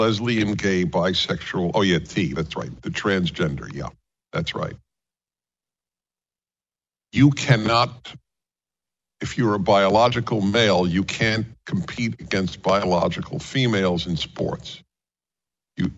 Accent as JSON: {"language": "English", "region": "New York", "country": "United States", "also_born_or_lived": "California", "moved": "yes", "said": "I'm a Jew from New York."}